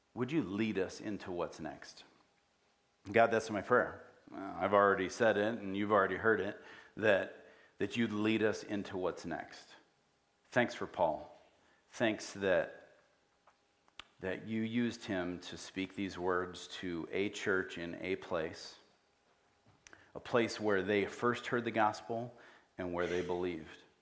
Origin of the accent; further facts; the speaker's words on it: United States; also born or lived in Africa; we grew up here